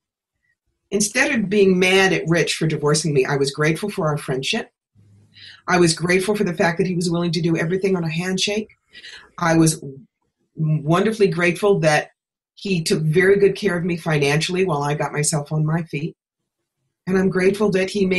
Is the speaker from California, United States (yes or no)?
no; New York, United States; moved away; also born or lived in Atlanta; I was living in Atlanta at the time, and I'm from New York.